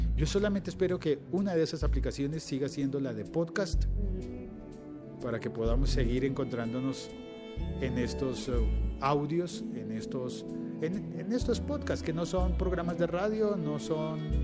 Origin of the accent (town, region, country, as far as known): Colombia